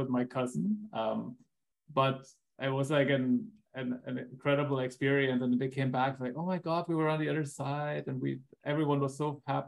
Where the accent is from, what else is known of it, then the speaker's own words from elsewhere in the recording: Germany; moved away; I grew up partially in Germany. My mother's side of the family is from Germany